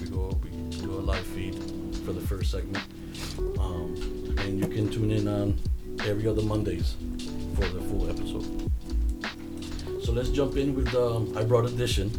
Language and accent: English; Bridgeport, Connecticut, United States; I grew up in the East Side